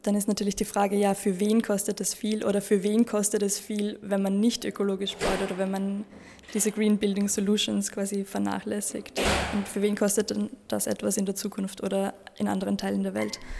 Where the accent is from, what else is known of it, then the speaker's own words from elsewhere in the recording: Lower Austria, Austria; ich komme aus Niederösterreich und studiere Architektur an der TU Wien.